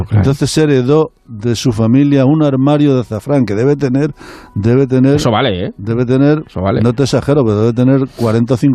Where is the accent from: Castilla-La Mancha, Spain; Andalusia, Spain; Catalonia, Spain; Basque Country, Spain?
Castilla-La Mancha, Spain; nosotros somos manchegos